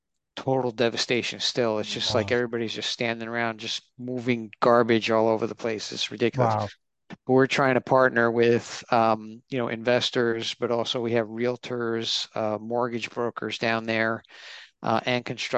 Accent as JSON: {"language": "English", "region": "New York", "country": "United States", "tie": "born or raised there", "said": "I was born in in New York, and I'm first generation. I have two Italian parents"}